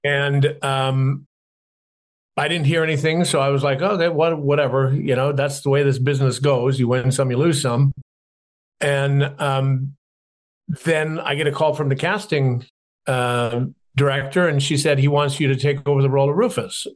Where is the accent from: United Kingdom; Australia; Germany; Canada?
Canada; Growing up in Canada, I was a tall, skinny kid, glasses, braces, slightly dyslexic